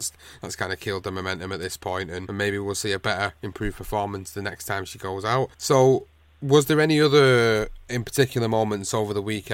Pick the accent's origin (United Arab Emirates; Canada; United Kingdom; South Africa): United Kingdom; as a British guy